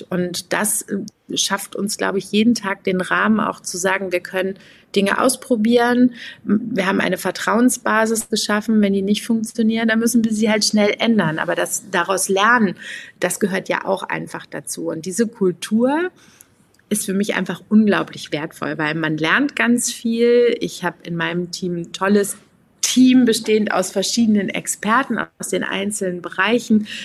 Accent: Aachen, North Rhine-Westphalia, Germany; Ja, ich komme aus Aachen, ich bin da geboren und meine Familie lebt natürlich auch noch da.

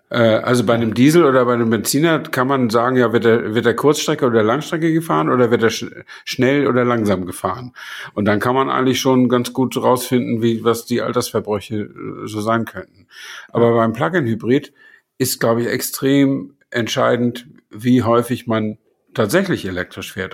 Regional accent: Flensburg, Schleswig-Holstein, Germany; ich stamme aus Flensburg und nicht aus Buxtehude

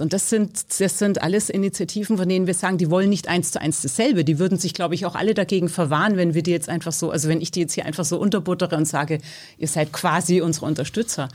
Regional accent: Bavaria, Germany; moved away as an adult; now in Berlin, Germany; Geboren bin ich in Bayern. Ich bin seit 30 Jahren hier

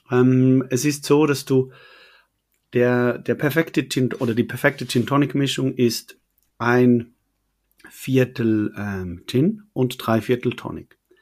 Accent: Switzerland; accent: Swiss; als Schweizer, wir können Hochdeutsch zwar sprechen

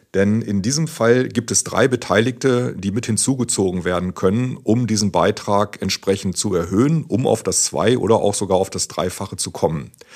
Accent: near Hanover, Lower Saxony, Germany; ich komme ja auch aus der Nähe von Hannover

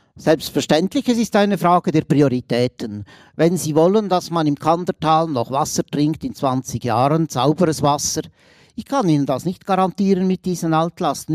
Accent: Aargau, Switzerland; ich bin Aargauer und bin natürlich auch in ehemaligem Kolonialgebiet aufgewachsen

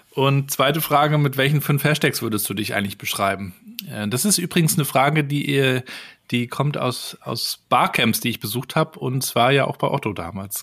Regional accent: Rostock, Mecklenburg-Vorpommern, Germany; war dann bei der Ostseesparkasse hier in Rostock, wo ich aufgewachsen bin

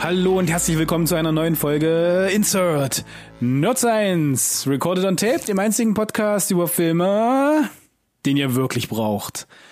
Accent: Germany; als Deutscher

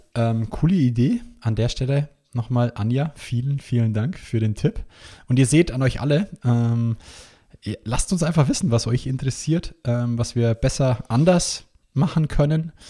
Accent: Bavaria, Germany; bei uns in Bayern

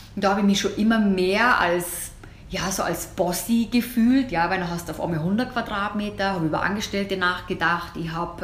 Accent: Germany; bei uns in Deutsch oder in Deutschland

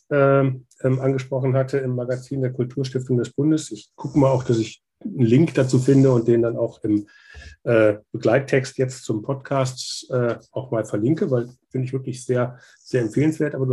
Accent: Kassel, Hesse, Germany; also ich komme ursprünglich aus Kassel

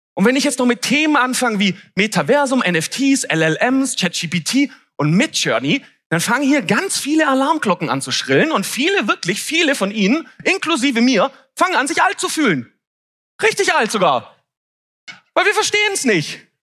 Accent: Swabia, Germany; ich bin ja auch geborener Schwabe und wir sind ja Tüftler

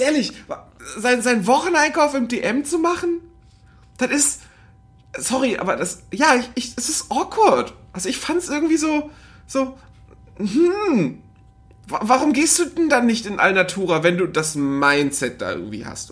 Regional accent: the North, Northern Germany, Germany; bei uns im Norden

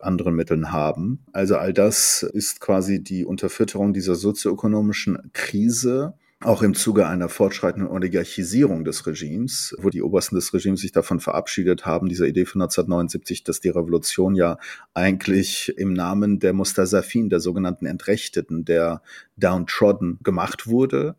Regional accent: Germany; also born or lived in Tabriz, Iran / Ahvaz, Khuzestan, Iran; Ich bin gebürtiger Iraner, bin aber hauptsächlich in Deutschland aufgewachsen

